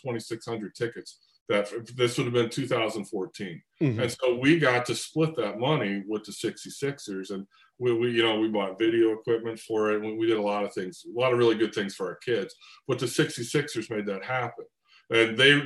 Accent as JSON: {"language": "English", "town": "Cleveland", "region": "Ohio", "country": "United States", "tie": "born or raised there", "moved": "as an adult", "lives_now": "California, United States", "said": "I grew up in Cleveland too. I moved to California in the early 1990"}